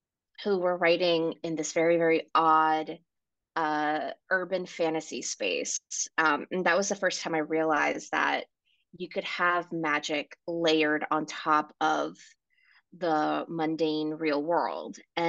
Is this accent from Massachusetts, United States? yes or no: no; New York City, New York, United States; also born or lived in Ecuador; I was born in Ecuador. I grew up in New York City.